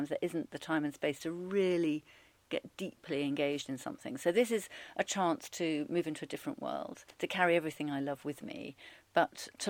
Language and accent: English; Rugby, West Midlands, United Kingdom; moved away as an adult; also born or lived in Alston, Cumbria; We came down to Rugby when I was about five, and I went to Rugby High School for girls